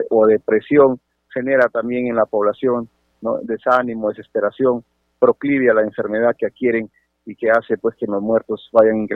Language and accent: Spanish; Sechura, Piura, Peru; Yo soy de Sechura, mi querida provincia de Sechura hoy día cumple 27 años de elevación a la categoría de provincia. Es la provincia más joven de mi querida región Piura.